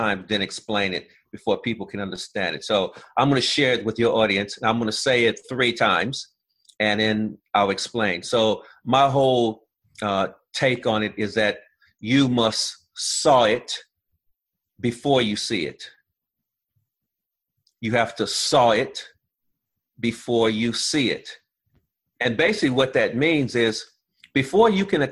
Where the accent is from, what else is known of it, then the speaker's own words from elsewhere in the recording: Los Angeles, California, United States; I grew up in South Central Los Angeles